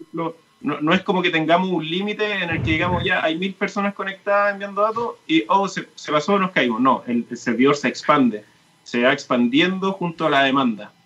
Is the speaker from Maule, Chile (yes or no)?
yes; Talca, Maule, Chile; now in Santiago, Chile; soy de Talca